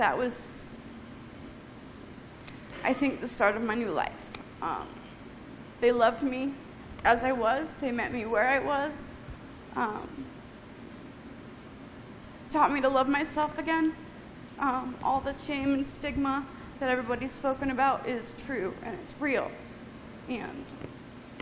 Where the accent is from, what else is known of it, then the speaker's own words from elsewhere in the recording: Colorado, United States; I was born and raised in Colorado